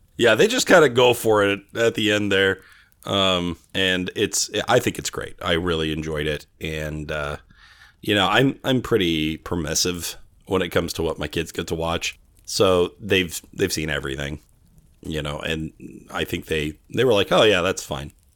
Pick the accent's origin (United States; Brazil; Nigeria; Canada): United States; Bakersfield, California; now in Arizona, United States; I grew up in Bakersfield, California